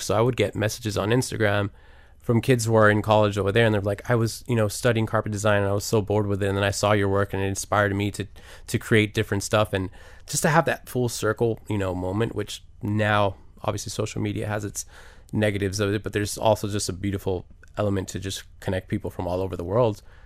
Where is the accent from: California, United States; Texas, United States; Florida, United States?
Florida, United States; Miami; until I got out of Miami